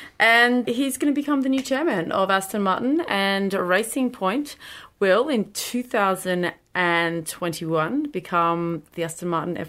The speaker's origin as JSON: {"language": "English", "country": "Australia", "said": "Even though I am Australian"}